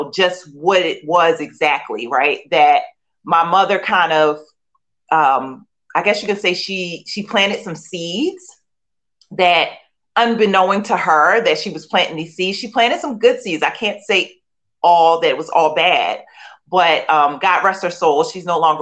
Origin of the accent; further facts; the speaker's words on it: Philadelphia, Pennsylvania, United States; I grew up in Philadelphia, born and raised, and in the inner city